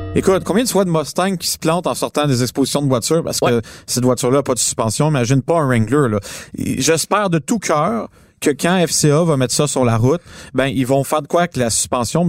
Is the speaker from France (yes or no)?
no; Montreal, Quebec, Canada; on est des Montréalais